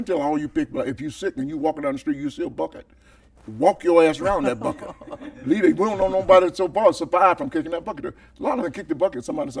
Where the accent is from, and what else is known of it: Georgia, United States; moved away as an adult; also born or lived in Akron, Ohio